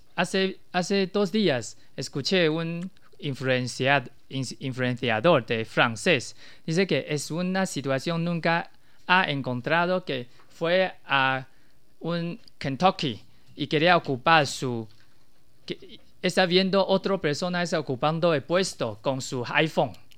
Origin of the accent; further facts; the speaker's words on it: Taiwan; Spanish is a second language; moved away; mi país se llama un país de tecnología.